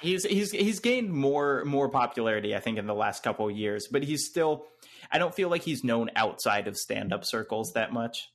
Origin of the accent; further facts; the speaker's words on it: North Carolina, United States; I'm from North Carolina.